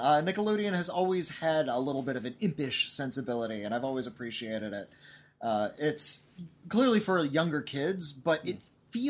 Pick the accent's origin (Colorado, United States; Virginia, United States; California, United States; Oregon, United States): California, United States; Southern; We're from Southern California.